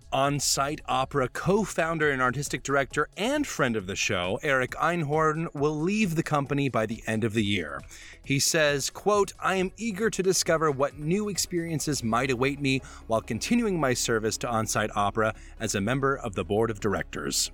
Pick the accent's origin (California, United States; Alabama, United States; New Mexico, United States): Alabama, United States; I come from Alabama, which is not the same as Chicago or New York